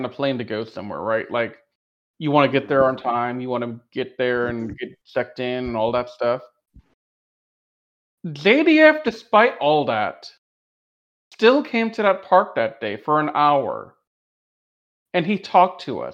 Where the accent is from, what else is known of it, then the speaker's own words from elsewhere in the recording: Louisiana, United States; we're from Louisiana